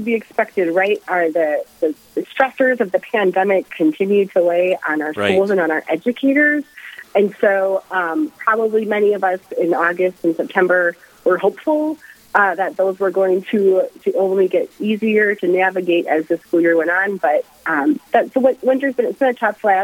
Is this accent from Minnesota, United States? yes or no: yes; Maple Grove, Minnesota, United States; moved away as an adult; also born or lived in Honduras; now in Rochester, United States; I am a product of Catholic education from kindergarten through 12th grade up in the Twin Cities. I hail from the Maple Grove area